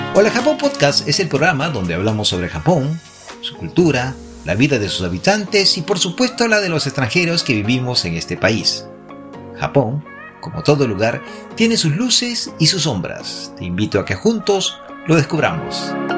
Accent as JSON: {"language": "Spanish", "country": "Peru", "tie": "born or raised there", "moved": "yes", "lives_now": "Japan", "said": "Los que nacimos en el Perú por esas circunstancias de la vida nos encontramos al otro lado del Océano Pacífico"}